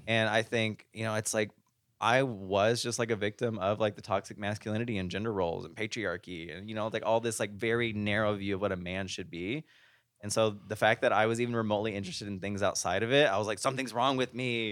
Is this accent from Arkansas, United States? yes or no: yes; Arkansas, United States; moved away as an adult; now in Las Vegas, United States; I'm from Arkansas. We're uncultured.